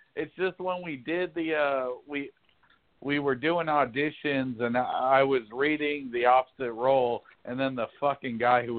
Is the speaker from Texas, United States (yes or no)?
yes; Sugar Land, Texas, United States; Oh, I'm from Sugarland.